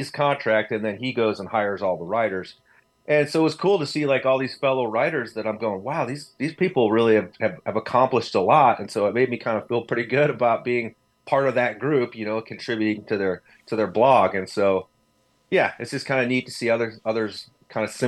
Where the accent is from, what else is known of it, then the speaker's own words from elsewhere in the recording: Northeast Ohio, United States; I grew up in Northeast Ohio, actually like east of Cleveland up on Lake Erie